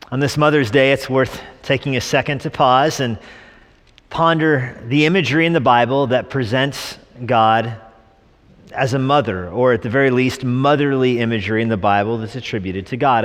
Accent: New Mexico, United States; I was born in New Mexico.

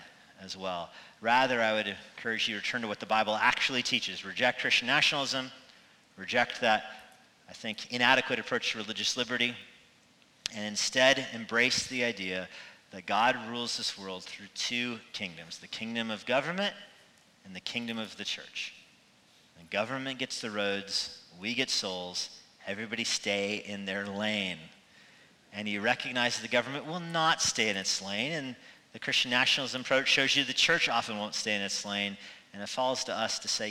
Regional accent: United States; our own country, for the United States

